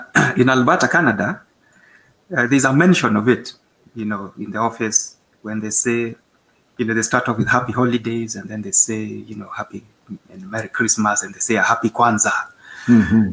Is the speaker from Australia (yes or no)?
no; Kenya; being born into the country and being born into the culture, I first encountered it in school